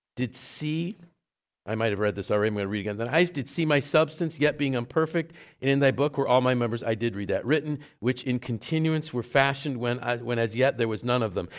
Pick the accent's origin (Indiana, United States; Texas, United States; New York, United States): New York, United States; Syracuse; I grew up in Syracuse